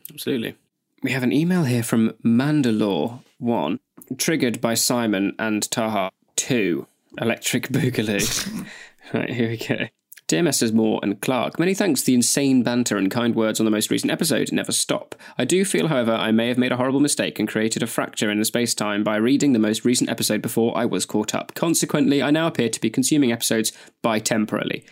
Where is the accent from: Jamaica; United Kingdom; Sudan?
United Kingdom; Nottingham, East Midlands; I was born in Queen's Medical Center.